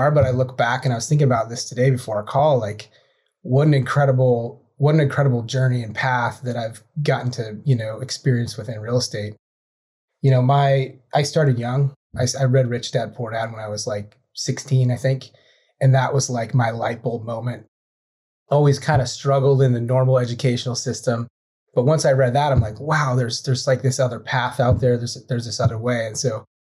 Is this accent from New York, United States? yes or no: no; White Salmon, Washington, United States; moved away as an adult; I grew up in the Columbia Gorge. It's about an hour east of Portland, Oregon